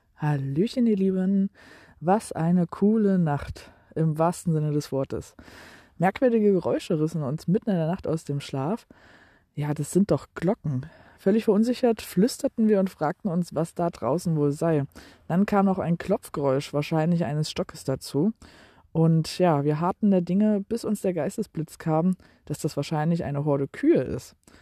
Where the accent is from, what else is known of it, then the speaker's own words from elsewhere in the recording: Germany; uns zwei Deutsche